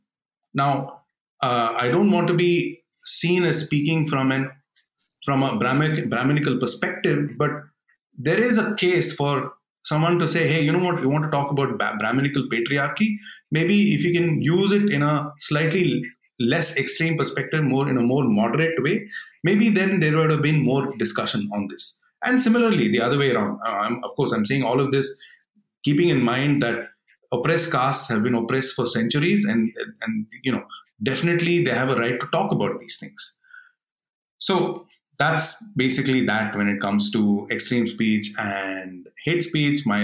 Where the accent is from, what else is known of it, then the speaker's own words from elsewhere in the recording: Bangalore, Karnataka, India; I grew up in Bangalore